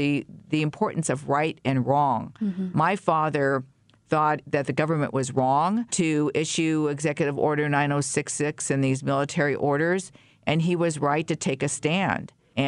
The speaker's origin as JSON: {"language": "English", "town": "San Leandro", "region": "California", "country": "United States", "tie": "born or raised there", "also_born_or_lived": "Oakland, California"}